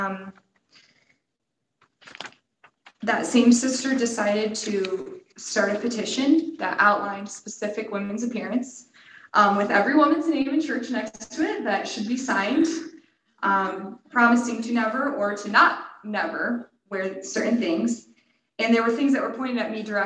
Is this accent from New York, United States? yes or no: no; Cleveland, Ohio, United States; moved away as an adult; also born or lived in California / Colorado; I grew up in the Cleveland area